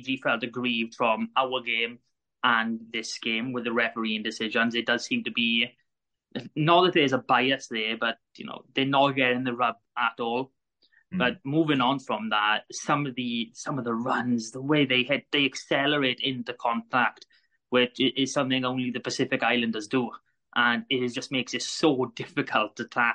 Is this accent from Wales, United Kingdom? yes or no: yes; Wales, United Kingdom; as a Welshman